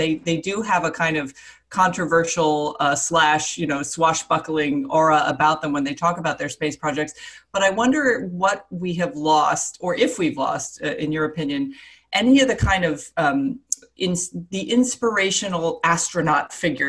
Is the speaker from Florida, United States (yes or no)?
yes; Florida, United States; I grew up in Florida.